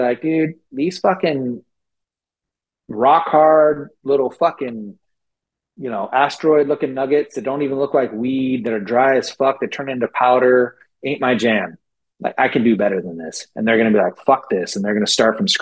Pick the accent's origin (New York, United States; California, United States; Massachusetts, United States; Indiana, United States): California, United States; San Francisco Bay Area; I grew up in the Bay Area, so it's like San Francisco Bay Area